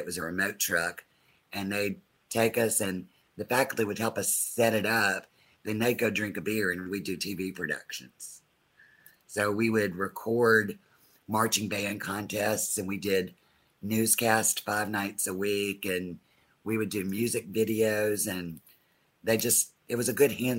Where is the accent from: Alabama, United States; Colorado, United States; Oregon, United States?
Alabama, United States; Opelika; being in such a small town of Opelika